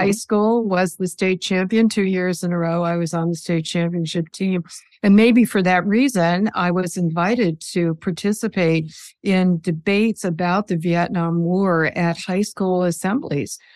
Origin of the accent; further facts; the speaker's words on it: New Jersey, Minnesota, United States; now in New York, United States; I was born in New Jersey outside of New York City